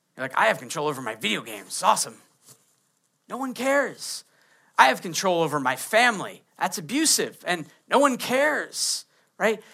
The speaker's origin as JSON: {"language": "English", "region": "Maine", "country": "United States", "tie": "born or raised there", "said": "I grew up in Maine"}